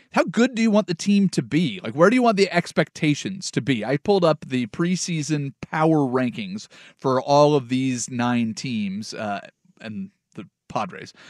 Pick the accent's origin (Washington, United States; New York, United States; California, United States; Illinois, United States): Washington, United States; Seattle; moved away; also born or lived in Las Vegas / Los Angeles; stay connected with home. And rooting for the Seattle Mariners when I lived in Las Vegas